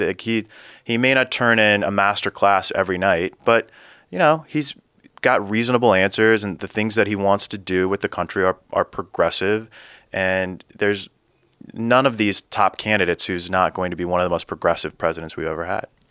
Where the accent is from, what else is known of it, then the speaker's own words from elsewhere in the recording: Central Valley of California, United States; the district where I grew up in Central Valley of California